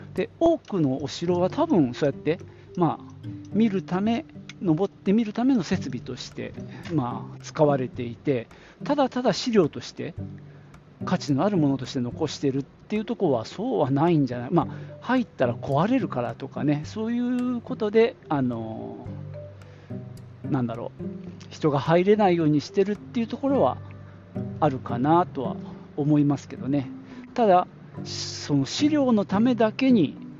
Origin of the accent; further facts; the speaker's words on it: Nagoya, Aichi, Japan; 名古屋城、まあ、僕の地元でもある地元というかまあ実家がある